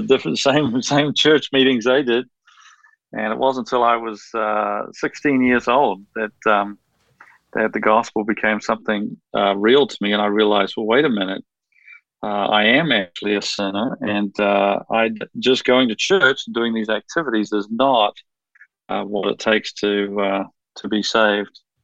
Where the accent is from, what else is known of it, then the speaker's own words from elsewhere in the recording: New Zealand; moved away as an adult; also born or lived in United States; I grew up in New Zealand